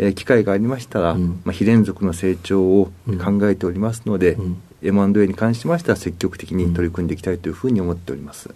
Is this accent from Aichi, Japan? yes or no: yes; Nagoya, Aichi, Japan; moved away as an adult; 名古屋市で、ずっと、えー、名古屋で18歳までおりました。